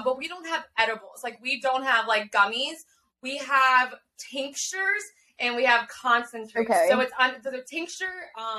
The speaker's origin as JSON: {"language": "English", "region": "Pennsylvania", "country": "United States", "said": "here in my home state"}